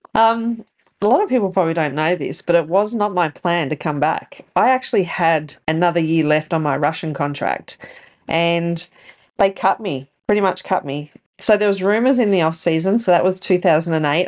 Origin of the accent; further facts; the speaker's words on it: Bendigo, Victoria, Australia; Bendigo being my hometown